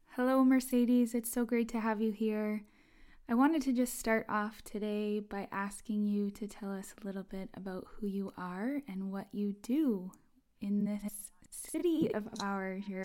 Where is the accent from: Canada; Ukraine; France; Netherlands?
Canada; London, Ontario; As a person who was born and raised in London, Ontario